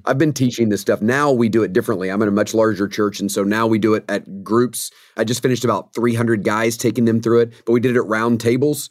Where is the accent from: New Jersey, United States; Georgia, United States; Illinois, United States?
Georgia, United States; Atlanta; I grew up in the Atlanta, Georgia area